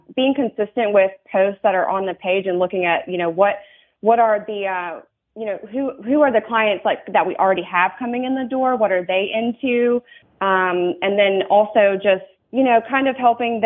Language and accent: English; North Carolina, United States; moved away as an adult; North Carolina is my home state